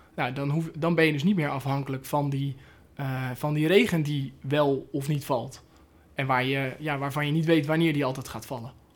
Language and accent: Dutch; Netherlands; heb ik nou als, als Nederlander